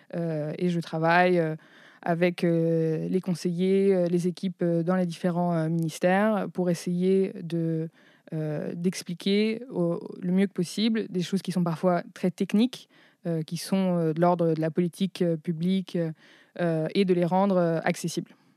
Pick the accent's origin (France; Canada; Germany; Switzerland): France; also born or lived in Chicago, United States; je suis française et américaine